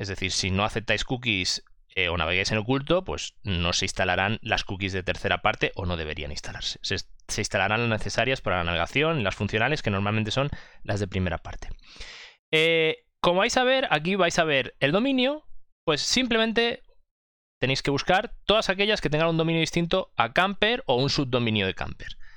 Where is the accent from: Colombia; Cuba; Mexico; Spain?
Spain; Mallorca, Balearic Islands; soy de Mallorca